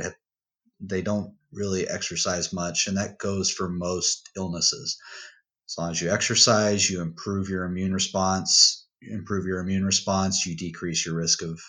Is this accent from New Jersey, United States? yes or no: no; Odessa, Texas, United States; my hometown of Odessa